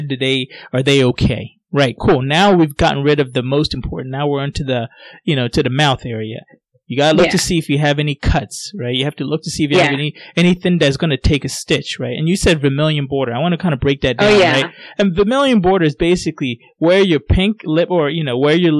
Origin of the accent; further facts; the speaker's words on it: Ghana; now in United States; my parents were born in Ghana, and I was born in Ghana